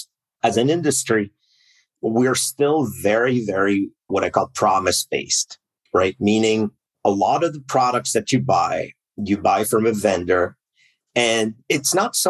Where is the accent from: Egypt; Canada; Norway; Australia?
Canada; I'm Canadian, so I started in the equivalent of the NSA up here in Canada